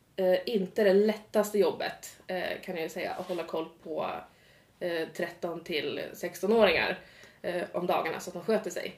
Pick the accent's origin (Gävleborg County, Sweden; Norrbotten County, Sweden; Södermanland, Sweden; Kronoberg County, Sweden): Gävleborg County, Sweden; Gävle; now in Uppsala, Sweden; kommer från Gävle, så lite, lite mer norrut men absolut inte Norrland